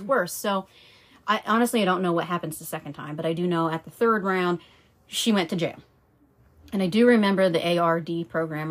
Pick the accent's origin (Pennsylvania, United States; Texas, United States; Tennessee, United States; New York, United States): Pennsylvania, United States; I was born in Pennsylvania in November 1986.